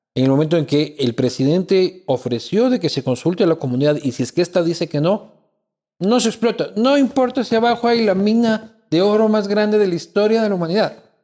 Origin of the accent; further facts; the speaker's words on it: Ecuador; como sociedad ecuatoriana